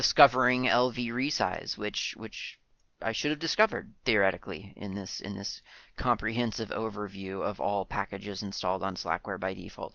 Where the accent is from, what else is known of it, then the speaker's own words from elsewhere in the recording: United States; now in New Zealand; Being an American